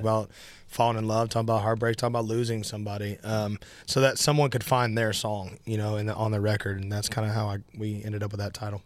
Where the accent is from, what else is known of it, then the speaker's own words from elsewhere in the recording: Nashville, Tennessee, United States; I'm born and raised in Nashville